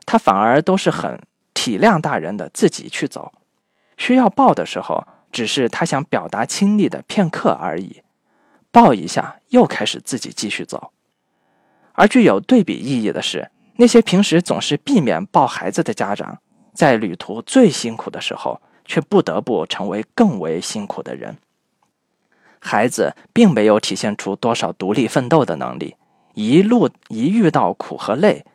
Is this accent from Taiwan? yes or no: no; China; 我们中国人